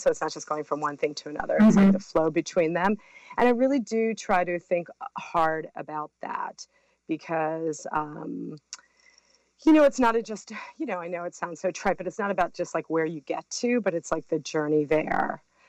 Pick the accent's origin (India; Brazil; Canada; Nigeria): Brazil; also born or lived in Mexico; Well, I was raised in Brazil and Mexico, and I came, it's really interesting because just that coming back and forth from the States to South America really got me and my sisters.